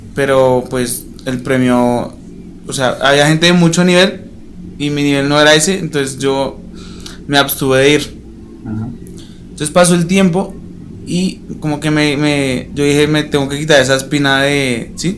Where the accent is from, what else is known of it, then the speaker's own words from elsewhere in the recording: Bogotá, Colombia; also born or lived in Condoto, Chocó; no nací allá, yo nací en Bogotá